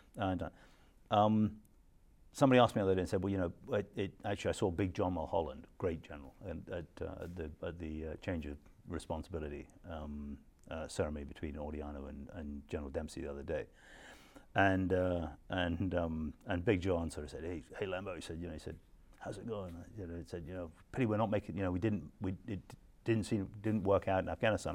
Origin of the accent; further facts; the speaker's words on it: Scotland, United Kingdom; I'm a Scot